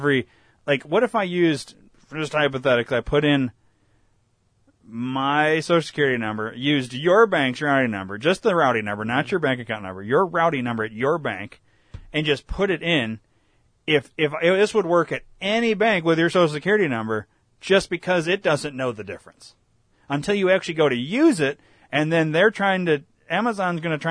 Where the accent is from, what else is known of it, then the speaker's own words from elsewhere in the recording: Illinois, United States; I was born in Illinois